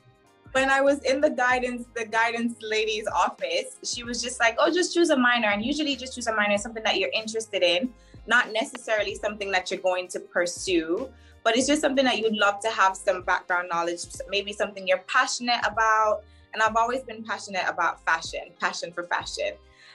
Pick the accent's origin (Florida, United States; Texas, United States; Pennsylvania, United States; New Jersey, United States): Florida, United States; Miami; also born or lived in Jamaica / Dubai; I moved to the US at around like 11, 12-ish. I was like turning 12. With my mom, and I grew up in Miami, which was amazing.